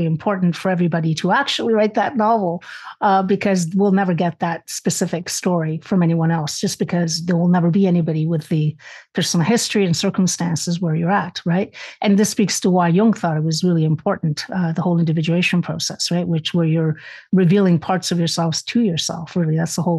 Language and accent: English; Spain; obviously I was raised in the Catholic household, being Spanish, that was the one religion allowed.